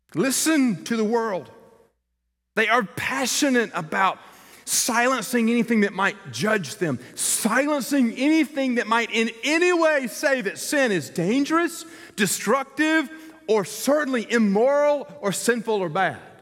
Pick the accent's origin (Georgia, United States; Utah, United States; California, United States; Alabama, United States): Georgia, United States; Columbus; moved away; My hometown is Columbus, Georgia